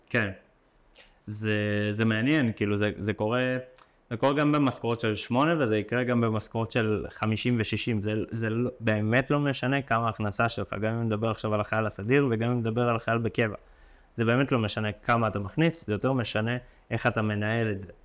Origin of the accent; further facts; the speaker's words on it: Ashkelon, Southern District, Israel; גרתי באשקלון, בשכונת עתיקות